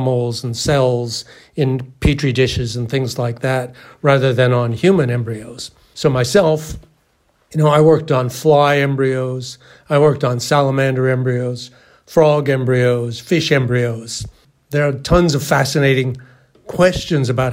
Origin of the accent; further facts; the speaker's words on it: Canada; moved away as an adult; also born or lived in California, United States / Massachusetts, United States; I'm a Canadian. I grew up in Canada and played a lot of ice hockey.